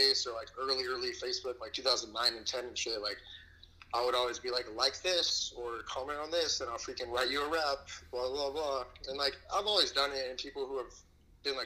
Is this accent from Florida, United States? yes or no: no; Antioch, California, United States; moved away as an adult; now in Arizona, United States; I am from Antioch, California.